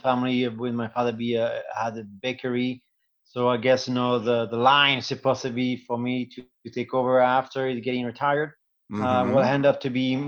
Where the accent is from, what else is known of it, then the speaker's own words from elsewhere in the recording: France; English is a second language; moved away as an adult; In my hometown in France, my parents used to own a pastry shop